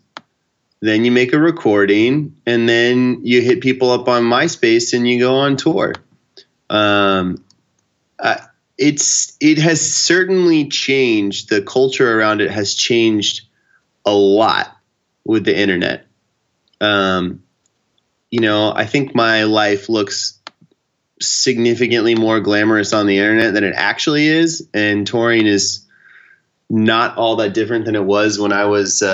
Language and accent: English; Houston, Texas, United States; moved away; also born or lived in New York City; I'm from Houston, so I spent like a month in Houston in between stuff.